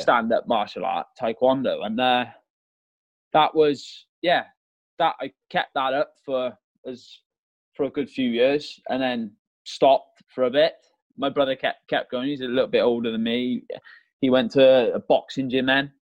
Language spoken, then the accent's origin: English; Malvern, West Midlands, United Kingdom; moved away as an adult; also born or lived in Merthyr Tydfil, Wales; I'm originally from Merthyr Tydfil in South Wales, uh, but when I was a youngster, well, I was seven years old. We moved up in England in a place called Malvern